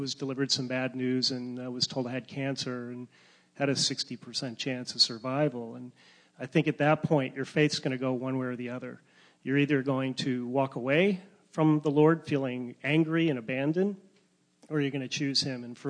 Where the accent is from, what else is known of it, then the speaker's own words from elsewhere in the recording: Chicago, Illinois, United States; moved away as an adult; also born or lived in California; I actually grew up in Chicago